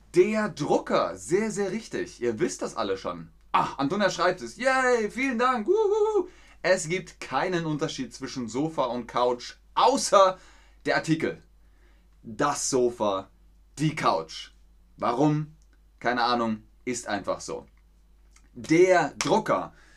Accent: Bavaria, Germany; In Bayern, da wo ich herkomme, im Süden

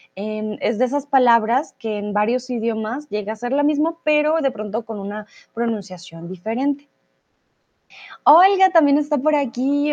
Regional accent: Colombia; moved away; also born or lived in Germany / Mexico; soy de Colombia

